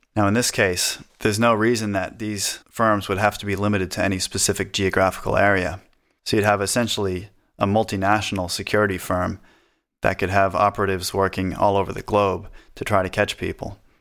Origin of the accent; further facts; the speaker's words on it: New Hampshire, United States; we're from New Hampshire, which has no state sales tax or income tax